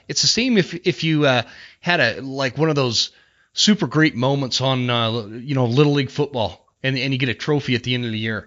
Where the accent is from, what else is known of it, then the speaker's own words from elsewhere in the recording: Utah, United States; I grew up in Utah